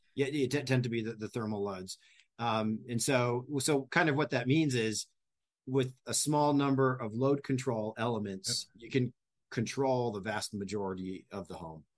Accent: New England, United States; moved away; I grew up in New England and we had hurricanes

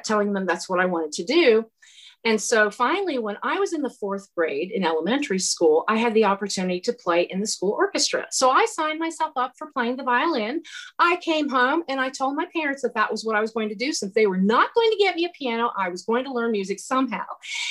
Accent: Lima, Ohio, United States; moved away; I'm from Lima, Ohio, which is halfway between Dayton and Toledo. So I grew up a Buckeye

